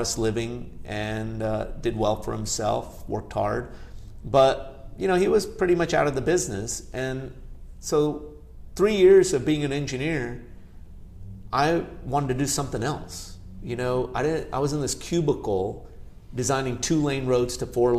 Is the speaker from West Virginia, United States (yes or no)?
no; Chattanooga, Tennessee, United States; first language Gujarati; English is a second language; also born or lived in Bardoli, Gujarat, India / California; there was an opportunity to build, develop, manage a hotel in Chattanooga, Tennessee, my hometown area